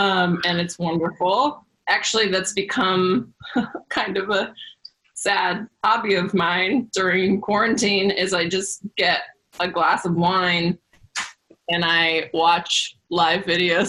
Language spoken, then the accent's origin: English; Sacramento, California, United States; I was born and raised in Sacramento. I've lived basically in the same neighborhood my whole life.